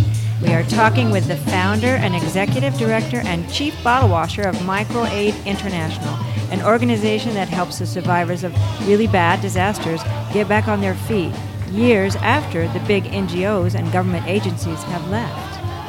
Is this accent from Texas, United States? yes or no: yes; Texas, United States; I'm a Texan.